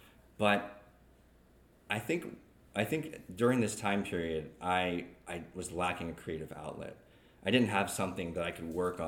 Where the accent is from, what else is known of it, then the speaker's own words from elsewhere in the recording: Jacksonville, North Carolina, United States; also born or lived in California, United States / Okinawa, Japan; So I was born in California, lived there for 2 years, moved to Japan, Okinawa, Japan. Lived there for 6 years and then moved to Jacksonville, North Carolina.